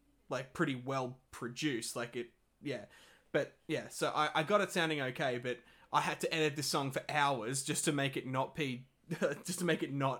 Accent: Australia; I'm an Australian

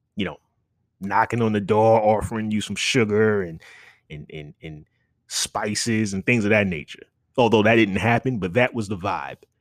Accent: New York City, New York, United States; moved away as an adult; I'm, I'm a New Yorker

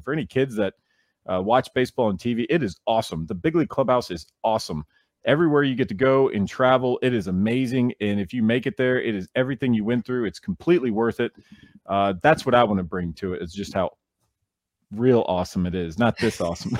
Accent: Nashville, Tennessee, United States; I'm from Nashville, so I, you know, I, I kinda commute back and forth

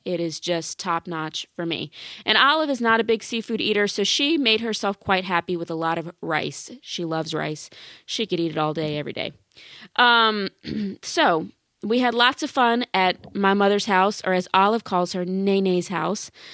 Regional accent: Baton Rouge, Louisiana, United States; that is the name of, of my hometown. That's the name of the capital city of Louisiana

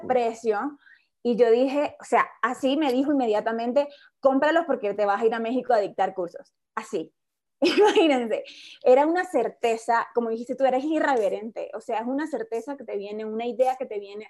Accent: Colombia; en mi país, en Colombia

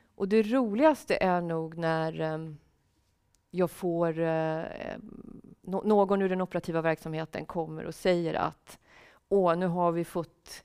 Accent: Sweden; also born or lived in Russia / Canada / Finland; vi som svenskar

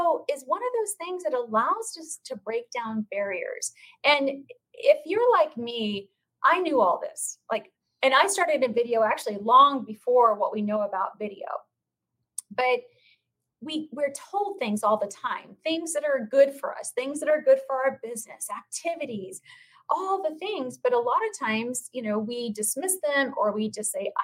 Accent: Phoenix, Arizona, United States; the real estate community here in my hometown

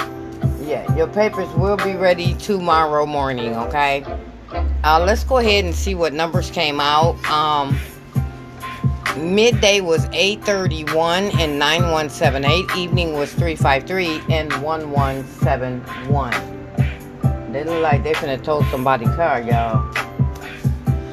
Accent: Michigan, United States; I'm from Michigan

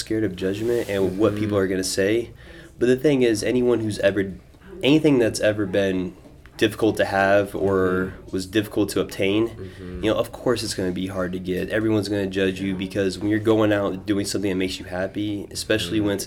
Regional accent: Des Moines, Iowa, United States; I grew up in Des Moines my entire life, Southside, born and raised.

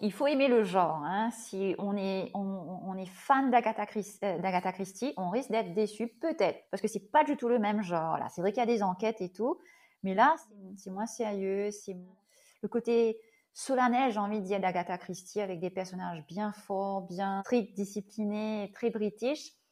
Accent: Mauritius; je suis mauricienne et oui, je vis à l'île Boris.

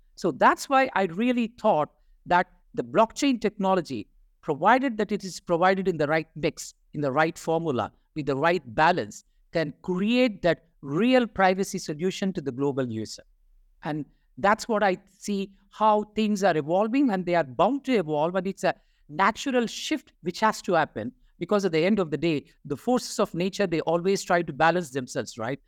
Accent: India; I'm from India.

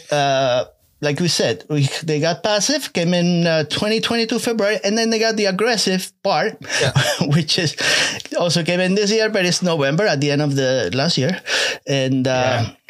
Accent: Paris, Île-de-France, France; English is a second language; we come from Paris.

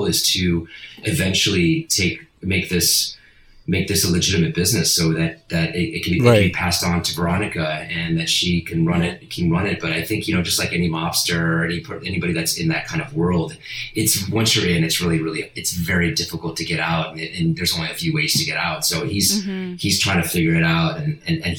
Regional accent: Italy; first language Italian; English is a second language; moved away; also born or lived in Spain; I was born in Spain, but my mom's Italian, and we moved to Italy soon after that. I think I was in Spain for like 2 weeks, and my first language is Italian

